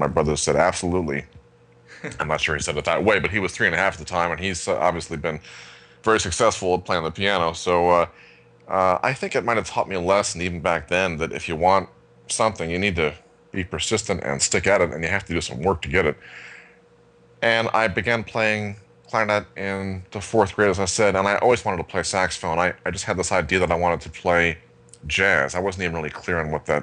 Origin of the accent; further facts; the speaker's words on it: Syracuse, New York, United States; where I grew up in outside of Syracuse, New York